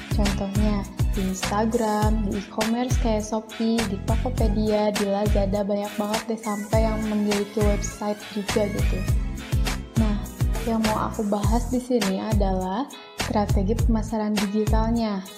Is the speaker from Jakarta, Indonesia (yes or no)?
no; Bandung, West Java, Indonesia; Sudah jelas dong ya, berarti asalku dari Bandung.